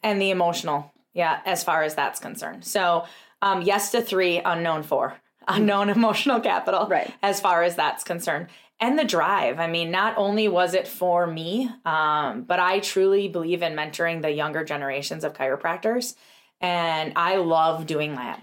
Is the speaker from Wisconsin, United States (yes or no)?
yes; Tomahawk, Wisconsin, United States; we had an amazing practice in Tomahawk, which was our first location, is my hometown.